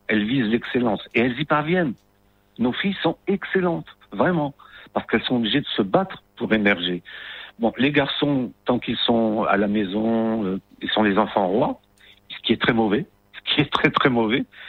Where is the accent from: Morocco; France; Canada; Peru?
Morocco